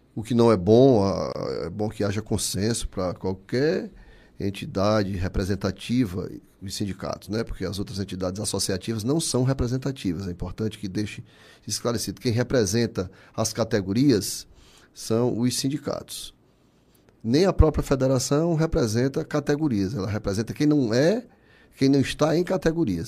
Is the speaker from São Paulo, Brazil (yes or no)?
no; Barro, Ceará, Brazil; now in Fortaleza, Brazil; Eu nasci já no Barro, nasci em 59